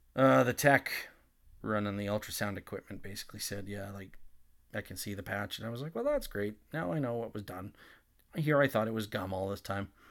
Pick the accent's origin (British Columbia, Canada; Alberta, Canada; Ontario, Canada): Alberta, Canada; Nanton; growing up in Nanton at that time